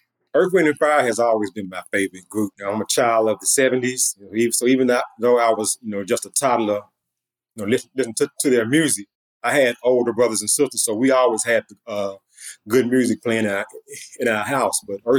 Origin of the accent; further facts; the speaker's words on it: Memphis, Tennessee, United States; I am a product of Memphis. That's my hometown.